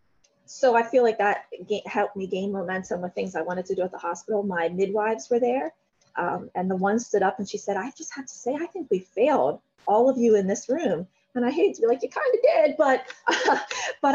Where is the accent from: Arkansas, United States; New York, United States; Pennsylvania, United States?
Pennsylvania, United States; Carlisle; I'm a lifer. I'm 3 minutes down the road on the same road